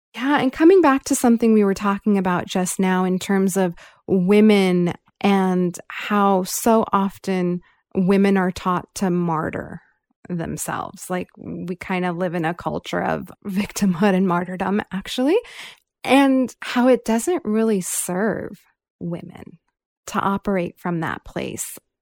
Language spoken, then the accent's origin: English; California, United States; I grew up here in California